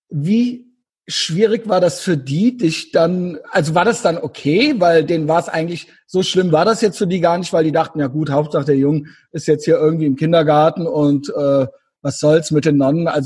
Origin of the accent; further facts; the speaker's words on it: Rhineland, Germany; Ich bin ein bisschen älter als du, aber ich bin im Rheinland aufgewachsen, nicht direkt in Köln. Ja, ich wohne schon lange hier